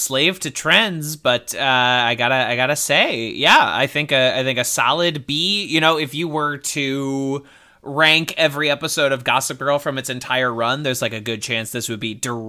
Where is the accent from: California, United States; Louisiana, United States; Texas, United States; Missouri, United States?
Missouri, United States; St. Louis; we're both from St. Louis, so apparently I have to now rep my hometown hero, Taylor Momsen